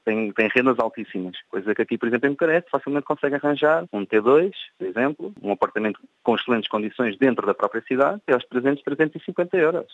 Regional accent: Portugal; now in Romania; as pessoas notam que somos portugueses pelas terminações dos sons

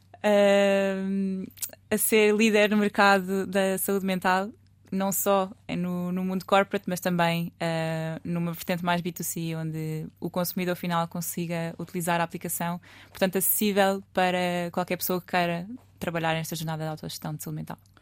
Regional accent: Lisbon, Portugal; Eu sou lisboeta, alfacinha de raiz, portanto nasci aqui.

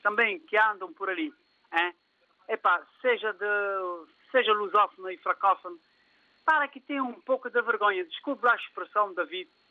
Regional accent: São Tomé & Príncipe; now in Mindelo, Cape Verde; no meu país, de, de onde eu nasci, Santo Tomé e Príncipe

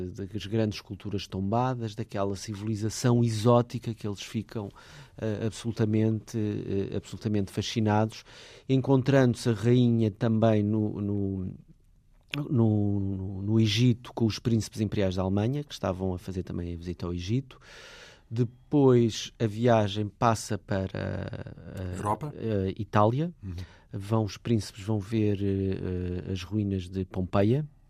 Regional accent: Portugal; nós que vivemos nesta eh, fase da nossa vida enquanto portugueses

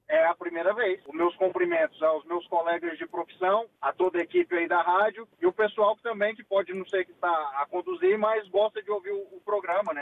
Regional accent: Goiânia, Goiás, Brazil; moved away as an adult; now in Porto, Portugal; Eu sou de Goiânia, é, do estado de Goiás

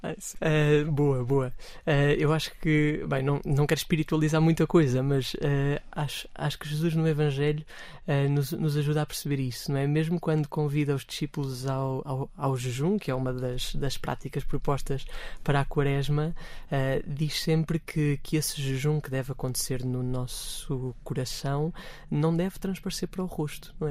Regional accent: Amadora, Lisbon, Portugal; na paróquia de onde eu sou originário

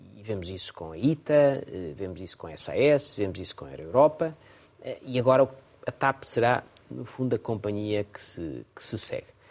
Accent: Portugal; como português

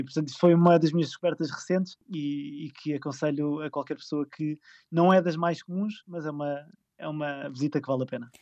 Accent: Lisbon, Portugal; moved away as an adult; also born or lived in Ericeira; Eu sou de Lisboa

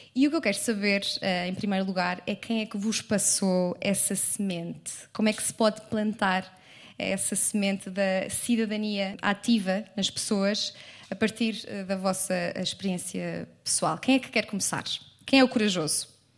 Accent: Leiria, Centro, Portugal; eu sou de Leiria

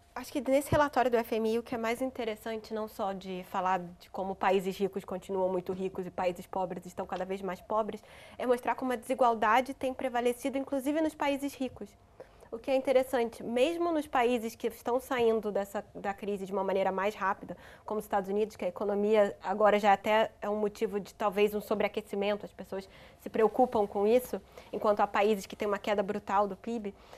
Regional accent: Rio de Janeiro, Brazil; No Rio de Janeiro, de, o estado de onde eu sou

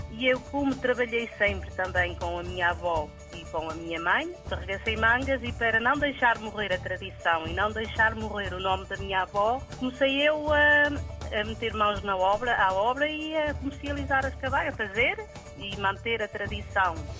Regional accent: Resende, Norte, Portugal; aqui na minha aldeia

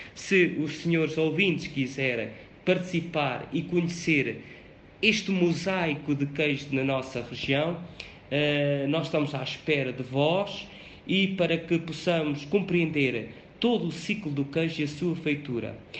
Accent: Covilhã, Castelo Branco, Portugal; sou natural de Piraboa, uma aldeia do Conselho da Covilhã

